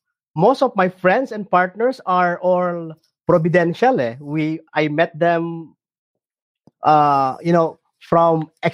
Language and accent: English; Isabela, Cagayan Valley, Philippines; moved away; also born or lived in Baguio, Cordillera; Isabela. I studied in the Cordillera, Baguio, but I'm from Isabela, RJ.